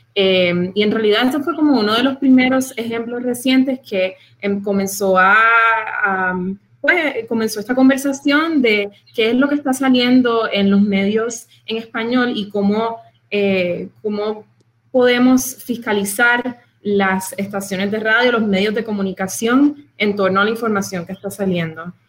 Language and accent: Spanish; Puerto Rico; now in Miami, United States; Yo soy puertorriqueña